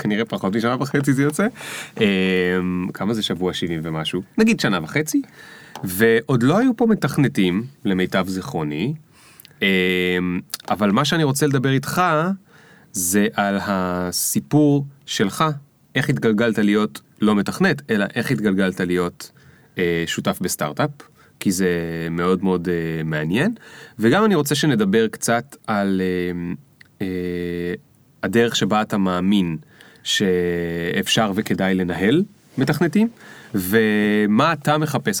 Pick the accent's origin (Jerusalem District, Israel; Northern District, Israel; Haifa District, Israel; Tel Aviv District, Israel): Haifa District, Israel; the Krayot; אני גדלתי שם